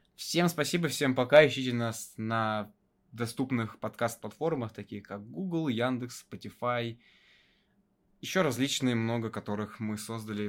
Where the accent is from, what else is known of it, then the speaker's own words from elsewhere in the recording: Russia; из моего города, откуда я родом, до него можно добраться на электричке буквально за час-полтора